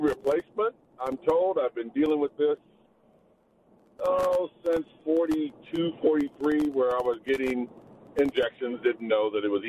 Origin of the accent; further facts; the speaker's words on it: Salinas, California, United States; I was in Salinas, California, Monterey County.